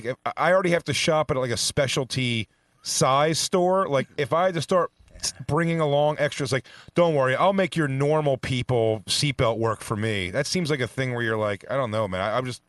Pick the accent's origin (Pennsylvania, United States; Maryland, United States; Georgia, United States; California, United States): Pennsylvania, United States; Philadelphia; I'm from Philly